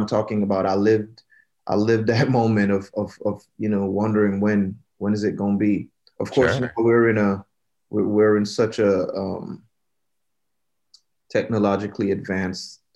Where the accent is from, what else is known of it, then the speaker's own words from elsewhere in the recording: Jamaica; born and raised in Jamaica.